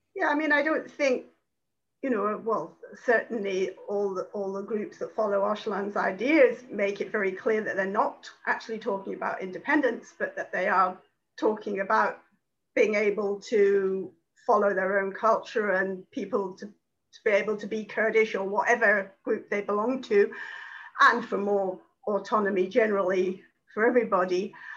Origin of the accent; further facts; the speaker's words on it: United Kingdom; being British